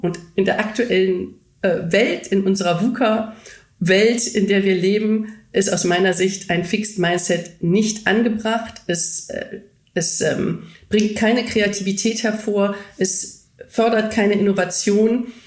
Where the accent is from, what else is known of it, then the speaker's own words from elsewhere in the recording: Germany; Deutsche in den klassischen deutschen Unternehmen